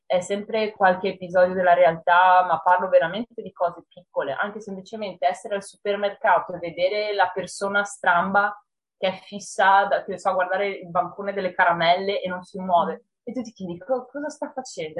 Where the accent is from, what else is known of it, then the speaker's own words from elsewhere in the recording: Monselice, Veneto, Italy; la biblioteca del mio paese, che è Monselice